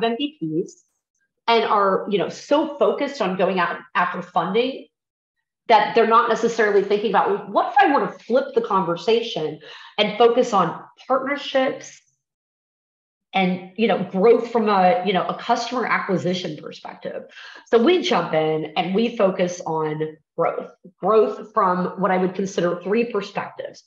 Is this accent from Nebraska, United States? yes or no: yes; Nebraska, United States; now in Texas, United States; I'm from Nebraska